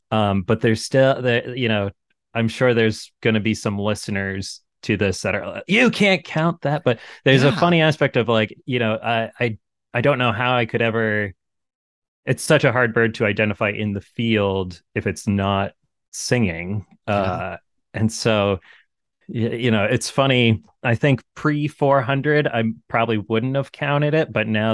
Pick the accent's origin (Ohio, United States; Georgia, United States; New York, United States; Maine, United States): Maine, United States; Hollis; my parents' house at the time, growing up in Hollis, a very rural town, kind of inland from 20 minutes inland from Portland.